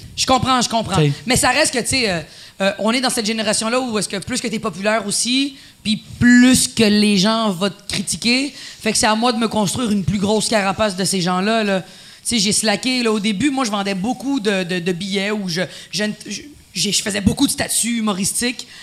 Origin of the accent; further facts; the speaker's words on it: Quebec, Canada; first language Spanish; French is a second language; Je suis une québécoise pour les gens